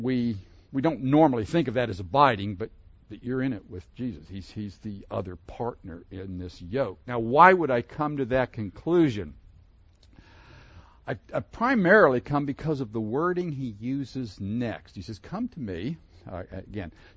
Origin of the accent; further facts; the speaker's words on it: Pittsburgh, Pennsylvania, United States; I grew up in Pennsylvania, near Pittsburgh